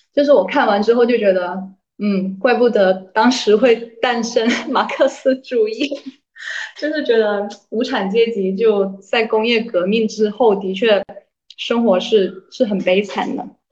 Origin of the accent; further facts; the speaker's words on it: Guangzhou, Guangdong, China; 我是广州人嘛，就我，我自己的口味是很清淡的，就爱吃粤菜